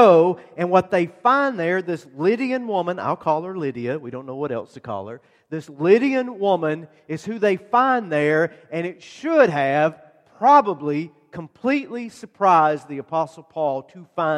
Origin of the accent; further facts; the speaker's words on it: Georgia, United States; moved away; they arrive in my hometown and my mother's house